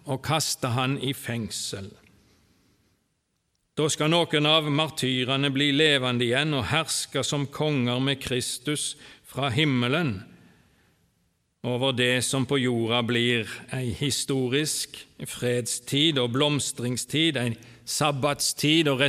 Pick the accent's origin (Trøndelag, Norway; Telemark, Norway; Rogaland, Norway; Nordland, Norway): Rogaland, Norway; Åkrehamn; born there; Jeg er født på Karmøy, Åkrahamn. Der bodde òg farfar og farmor og min fars slekt fram til jeg var godt voksen.